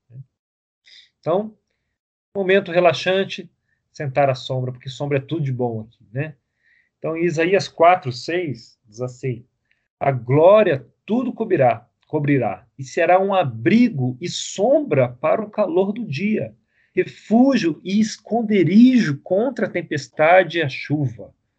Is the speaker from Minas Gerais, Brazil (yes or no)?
no; Rio de Janeiro, Brazil; a gente cresceu no Rio